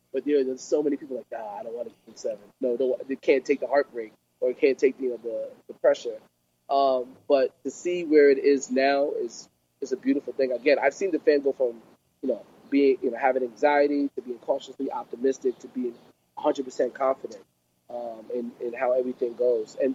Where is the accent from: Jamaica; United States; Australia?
Jamaica; I'm Jamaican.